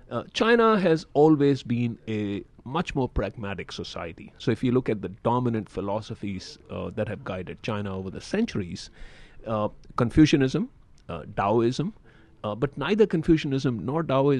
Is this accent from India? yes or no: yes; India; I'm from India.